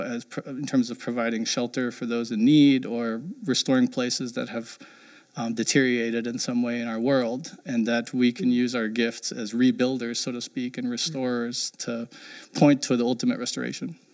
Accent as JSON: {"language": "English", "area": "near Frankfurt", "region": "Hesse", "country": "Germany", "tie": "born or raised there", "moved": "yes", "said": "I grew up uh, in Germany and ended up going to college in the '90s, which is when there was a high-rise boom in Frankfurt, Germany, which is I grew up near there"}